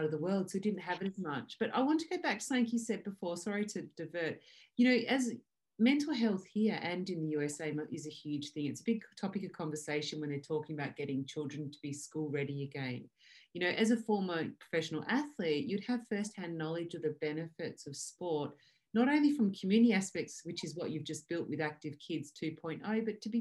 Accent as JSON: {"language": "English", "country": "Australia", "tie": "born or raised there", "said": "when I grew up in Australia"}